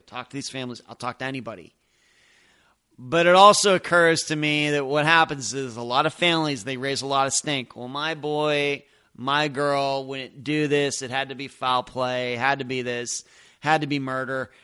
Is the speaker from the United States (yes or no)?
yes; Pennsylvania, United States; moved away; I'm originally from Pennsylvania.